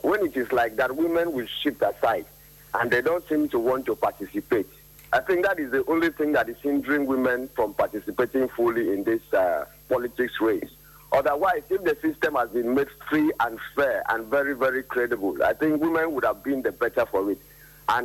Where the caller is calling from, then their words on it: Uyo, Akwa Ibom, Nigeria; I'm calling from Uyo.